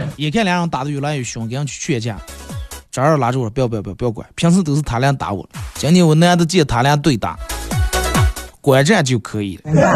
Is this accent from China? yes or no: yes; Bayannur, Inner Mongolia, China; accent: Bameng dialect; 你看咱们这方言好多字就一带而过了